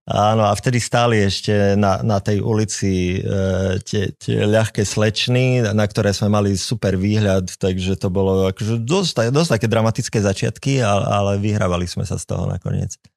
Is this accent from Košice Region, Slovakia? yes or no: yes; Košice, Košice Region, Slovakia; now in Bratislava, Slovakia; sme aj z Košic